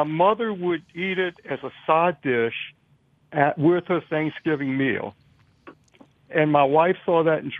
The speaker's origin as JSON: {"language": "English", "town": "New Orleans", "region": "Louisiana", "country": "United States", "tie": "born or raised there", "moved": "as an adult", "lives_now": "Slidell, United States", "said": "Now, I grew up in New Orleans"}